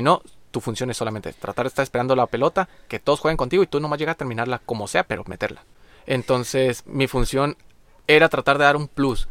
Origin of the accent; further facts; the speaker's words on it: Maneadero, Baja California, Mexico; nosotros como mexicanos